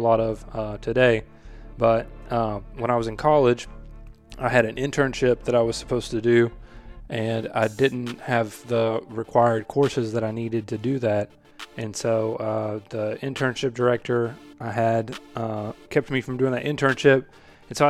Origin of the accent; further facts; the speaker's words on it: Greenup County, Kentucky, United States; originally I'm from Kentucky, a small town in northeastern Kentucky, Greenup County, Kentucky, to be exact.